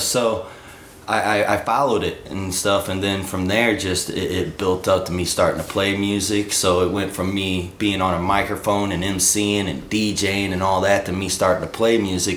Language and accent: English; Granite City, Illinois, United States; also born or lived in Colorado; I grew up in Granite City, Illinois